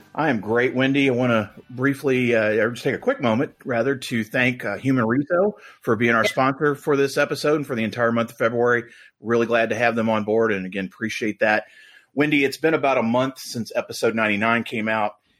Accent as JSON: {"language": "English", "town": "Louisville", "region": "Kentucky", "country": "United States", "tie": "born or raised there", "said": "I grew up in Louisville"}